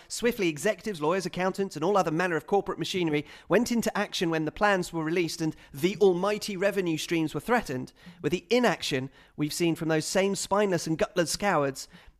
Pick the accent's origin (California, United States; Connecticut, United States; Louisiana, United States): California, United States; Berkeley; I'm from Berkeley, California, adjacent to Oakland, once home to three professional sports teams that shared two stadiums between them.